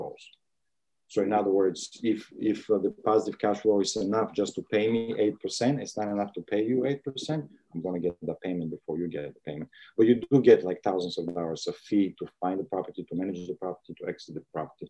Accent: Bulgaria; moved away; born and raised in Bulgaria.

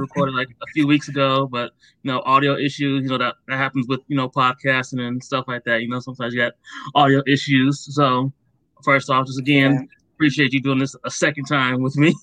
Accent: Akron, Ohio, United States; I grew up in Akron, Ohio, right yeah. next to Cleveland

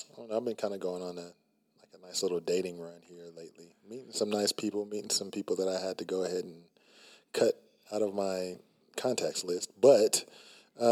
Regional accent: Oklahoma, United States; my home state, Oklahoma

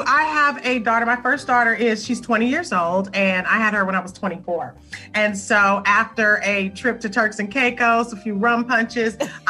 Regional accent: Los Angeles, California, United States; So I hail from Los Angeles

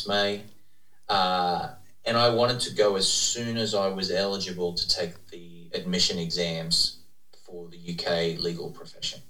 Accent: Australia; moved away as an adult; also born or lived in United Kingdom / Texas, United States; now in Dallas, United States; I'm from Australia originally

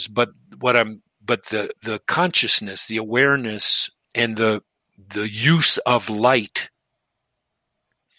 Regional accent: Detroit, Michigan, United States; moved away; also born or lived in Boston; I grew up in Detroit

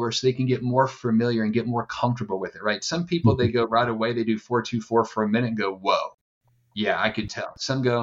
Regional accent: East Coast, United States; now in San Diego, United States; I'm from the East Coast. I live in San Diego

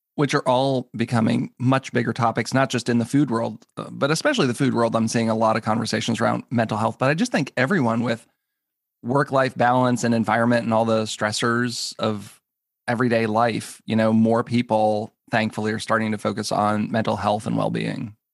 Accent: New England, United States; also born or lived in Minneapolis; now in Maryland, United States; I grew up in New England

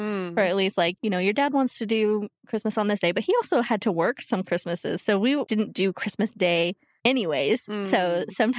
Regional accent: Bedford, Texas, United States; I was born in Bedford

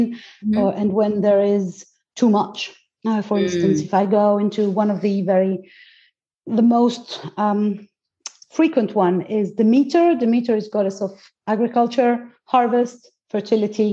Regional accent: Greece; English is a second language; I was born into it because I'm Greek. Mm-hmm. So I was born in Greece

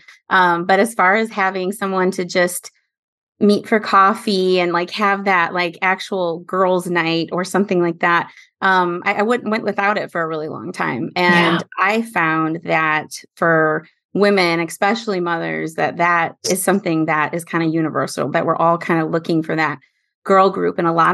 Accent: Midwest, United States; also born or lived in San Jose, California; now in North Carolina, United States; I grew up in the Midwest

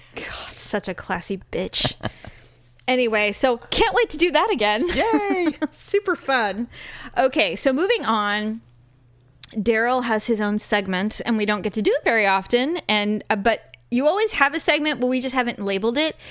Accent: the Bay Area, California, United States; I was born in born there

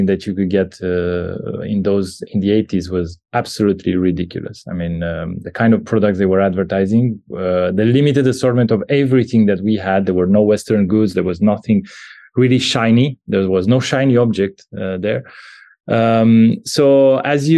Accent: Bucharest, Romania; I'm a Romanian. I was born in Bucharest back in the 80s

